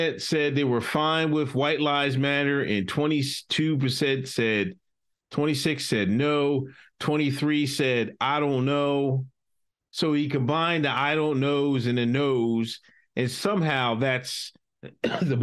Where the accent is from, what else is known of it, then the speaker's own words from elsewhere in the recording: Exton, Pennsylvania, United States; moved away; also born or lived in West Chester, Pennsylvania; I grew up in Exton, Pennsylvania